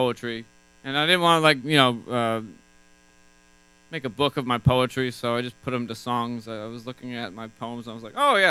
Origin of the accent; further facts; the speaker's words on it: New York, United States; The Adirondacks.